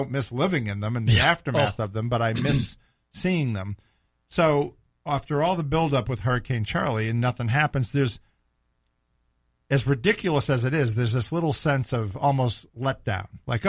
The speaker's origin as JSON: {"language": "English", "region": "New England", "country": "United States", "tie": "born or raised there", "moved": "as an adult", "lives_now": "Florida, United States", "said": "growing up in New England"}